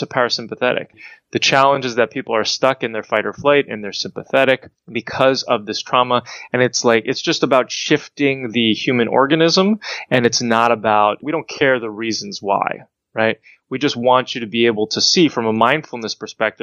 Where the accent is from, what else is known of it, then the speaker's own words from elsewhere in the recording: New Jersey, United States; I grew up in New Jersey, bitten by ticks when I was young